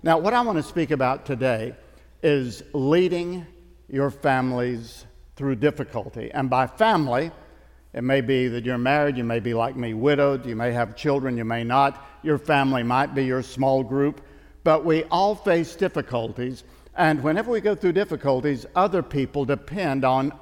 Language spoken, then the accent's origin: English; East Tennessee, United States; I'm from Tennessee. I grew up in the mountains of East Tennessee